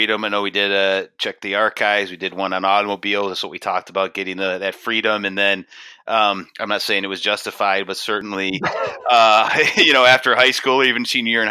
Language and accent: English; Michigan, United States; moved away as an adult; now in Oregon, United States; when I was growing up in Michigan